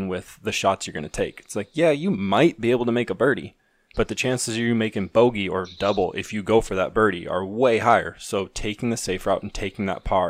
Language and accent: English; Pacific Northwest, United States; I'm from the Pacific Northwest, and it rains a lot, and it's windy